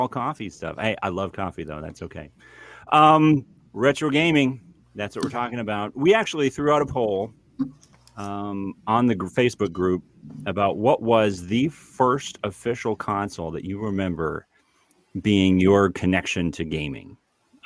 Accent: United States; as an American

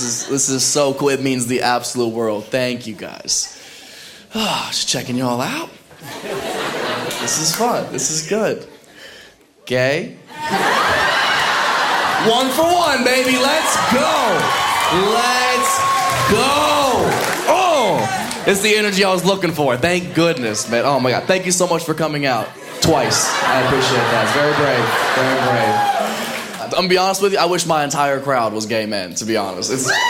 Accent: Ohio, United States; moved away as an adult; I'm originally from Ohio. I don't know if anybody's ever made that mistake. I never go home. I left 10 years ago right after high school

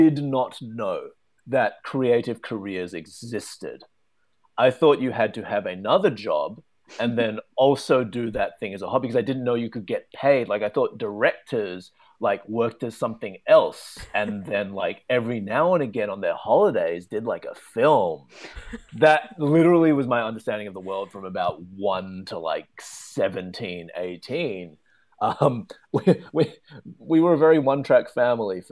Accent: Melbourne, Victoria, Australia; moved away; I'm from Melbourne, which is further down south.

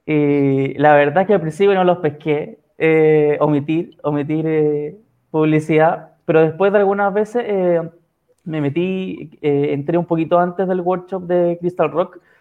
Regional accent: San Felipe, Valparaíso, Chile; moved away as an adult; now in Santiago, Chile; soy de San Felipe, pero por trabajo vivo acá en Santiago

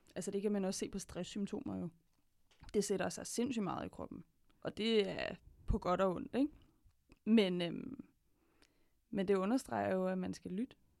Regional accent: Denmark; jeg er vokset op i Danmark

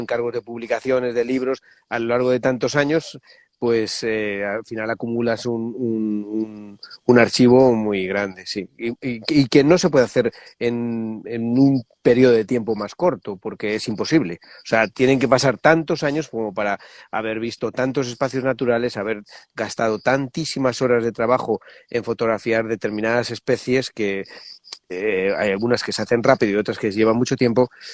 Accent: Medina del Campo, Castile and León, Spain; en plena tierra castellana, en una ciudad que se llama Medina del Campo

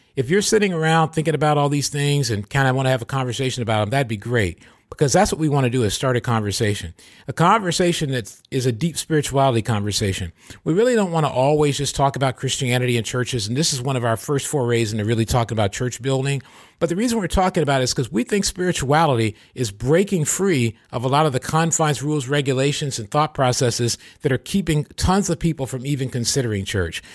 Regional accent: Michigan, United States; now in California, United States; Michigan, my home state, or this, my home state's California, but where I grew up.

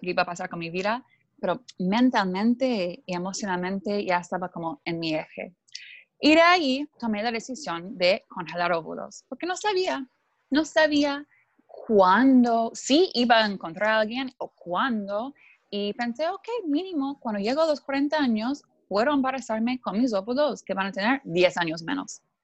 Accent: Canada; Spanish is a second language; moved away as an adult; also born or lived in Mexico / Buenos Aires; yo crecí en Canadá eh, y soy, mi papá es alemán, mi mamá es canadiense

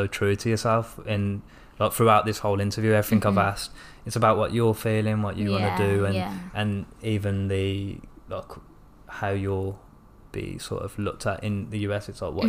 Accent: Birmingham, West Midlands, United Kingdom; accent: strong Birmingham; I've got a strong Birmingham accent as well.

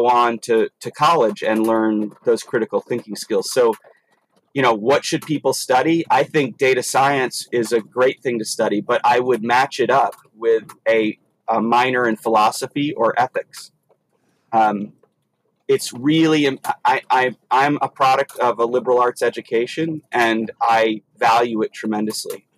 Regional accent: Maryland, United States; moved away; also born or lived in Arizona; I actually lived in Arizona for 7 years, but I grew up in Maryland

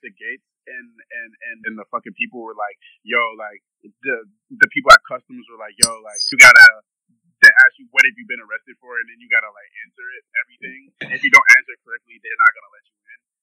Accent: Minnesota, United States; I'm going to stay in Minnesota

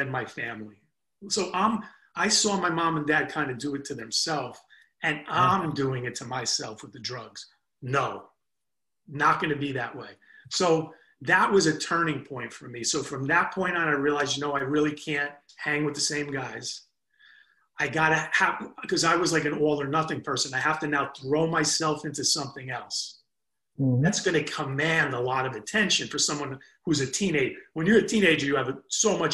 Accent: New Jersey, United States; we're from Jersey

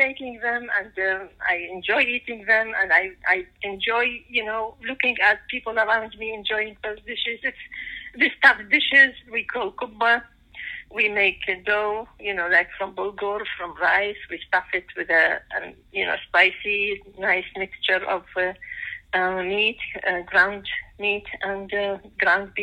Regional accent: Iraq; moved away as an adult; also born or lived in Baghdad / Mosul; now in United States; I come from Iraq, and I came to the States in 1990.

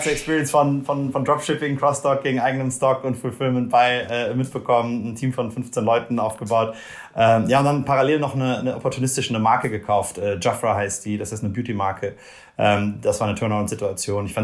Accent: Rhineland, Germany; moved away as an adult; also born or lived in Brazil; komme ich, komm ich aus Deutschland, aus dem Rheinland

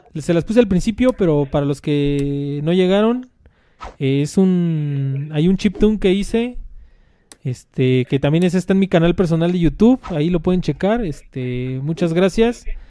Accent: Mexico City, Mexico; nosotros somos de aquí de la Ciudad de México

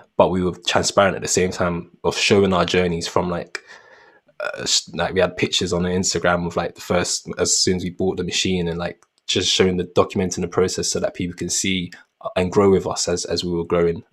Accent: London, United Kingdom; growing up in Peckham

